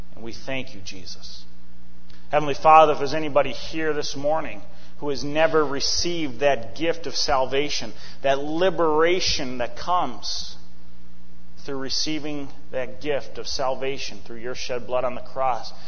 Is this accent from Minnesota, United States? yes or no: yes; Eden Prairie, Minnesota, United States; moved away; back in my hometown of Eden Prairie